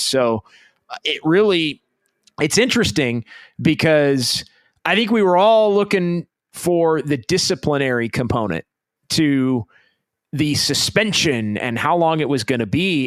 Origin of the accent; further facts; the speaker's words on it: Sacramento, California, United States; my hometown of Sacramento